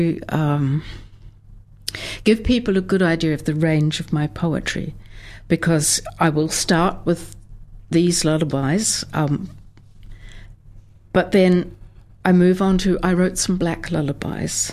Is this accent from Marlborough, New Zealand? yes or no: no; Southland, New Zealand; now in Dunedin, New Zealand; I grew up in very rural, very flat Southland